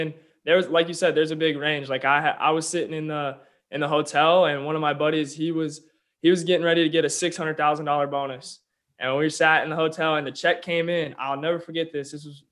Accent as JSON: {"language": "English", "town": "Olathe", "region": "Kansas", "country": "United States", "tie": "born or raised there", "also_born_or_lived": "Oklahoma", "said": "I was born and raised in Olathe, Kansas, just outside Kansas City."}